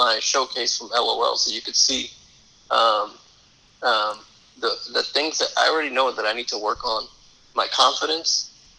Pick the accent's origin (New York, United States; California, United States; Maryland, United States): New York, United States; New York City; I'm from New York City, but I'm a Cowboys fan.